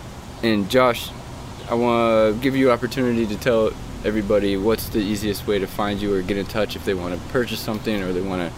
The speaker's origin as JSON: {"language": "English", "region": "Western Washington", "country": "United States", "moved": "yes", "lives_now": "Eastern Washington, United States", "said": "I'm from Western Washington, and so coming over here to Eastern Washington was a big eye-opener, and it was an adjustment."}